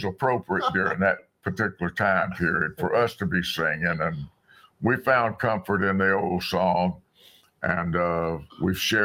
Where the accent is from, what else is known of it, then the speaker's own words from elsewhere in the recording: South Alabama, United States; the little country church where I grew up in South Alabama